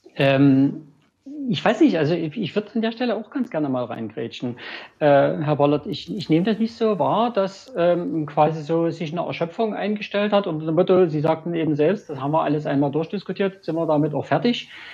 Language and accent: German; Dresden, Saxony, Germany; Ich bin ähm, gebürtiger Dresdner, bin Ingenieur, arbeite in Dresden